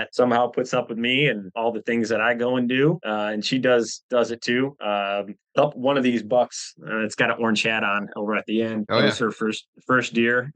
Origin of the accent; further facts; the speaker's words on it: Michigan, United States; Born and raised in Michigan.